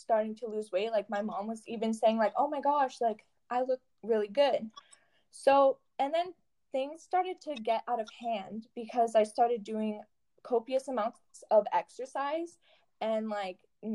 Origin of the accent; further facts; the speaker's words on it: Sudbury, Ontario, Canada; I'm from Sudbury, Ontario